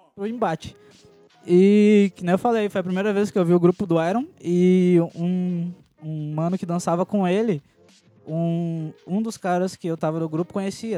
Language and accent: Portuguese; Rio Grande do Sul, Brazil; é uma tradição daqui, né? Uma dança daqui, do Rio Grande do Sul